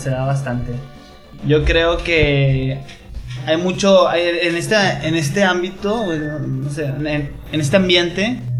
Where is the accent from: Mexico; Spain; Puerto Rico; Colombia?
Mexico; bueno, yo soy mexicano. soy pendejo también